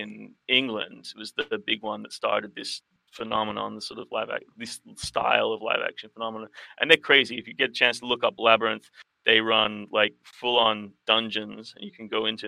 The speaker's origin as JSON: {"language": "English", "town": "Sydney", "region": "New South Wales", "country": "Australia", "tie": "born or raised there", "said": "the role playing community that I grew up with in Sydney in the '90s"}